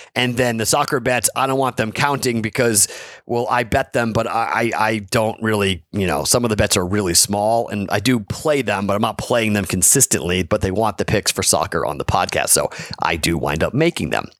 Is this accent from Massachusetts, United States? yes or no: yes; Andover, Massachusetts, United States; my hometown of Andover, Massachusetts